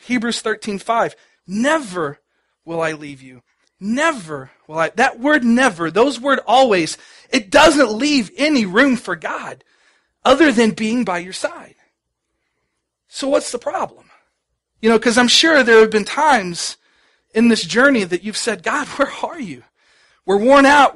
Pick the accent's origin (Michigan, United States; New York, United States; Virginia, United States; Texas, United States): Texas, United States; Dallas; I grew up in Dallas